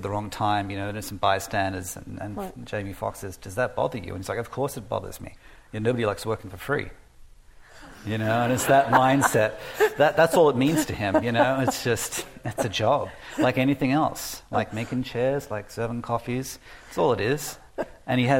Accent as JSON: {"language": "English", "country": "Australia", "tie": "born or raised there", "moved": "as an adult", "said": "growing up in Australia"}